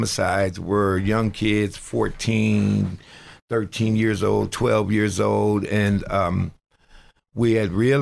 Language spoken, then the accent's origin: English; Buffalo, New York, United States; moved away as an adult; now in Erie, United States; I grew up in Buffalo, New York, and I had lived in Erie actually a couple times